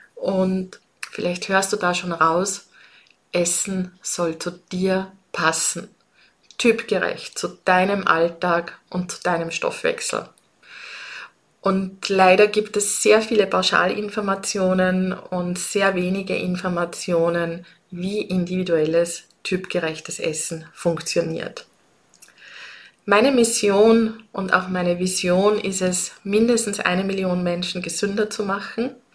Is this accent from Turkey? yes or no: no; Austria; accent: Austrian dialect; wie du es vielleicht an meinem Dialekt hörst. Ich komme aus Österreich. Ich lebe und arbeite in Wien